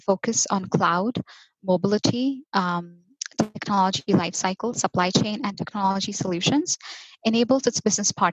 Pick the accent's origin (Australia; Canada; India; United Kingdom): India; Mumbai, Maharashtra; moved away as an adult; now in United States; I was born and raised in Mumbai, India, and recently migrated to the United States